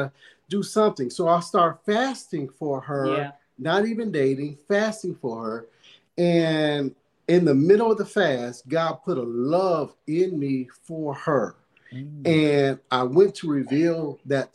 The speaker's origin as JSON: {"language": "English", "town": "Detroit", "region": "Michigan", "country": "United States", "tie": "born or raised there", "moved": "as an adult", "lives_now": "North Las Vegas, United States", "said": "we're originally from Michigan, Detroit, Michigan, and we just was born there and lived there all our lives for about 50 years"}